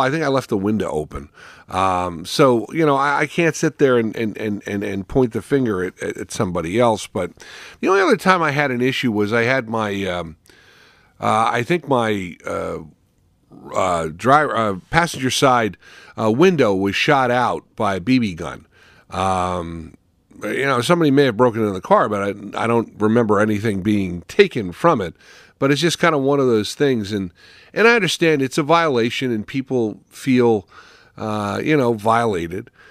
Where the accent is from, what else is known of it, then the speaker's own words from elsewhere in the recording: West Caldwell, New Jersey, United States; moved away; also born or lived in Ohio; as a child, I would attend fireworks in my hometown, Caldwell, West Caldwell